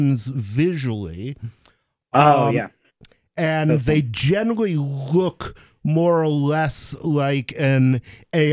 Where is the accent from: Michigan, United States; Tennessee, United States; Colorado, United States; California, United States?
Michigan, United States; Ann Arbor; moved away as an adult; I grew up in Ann Arbor, Michigan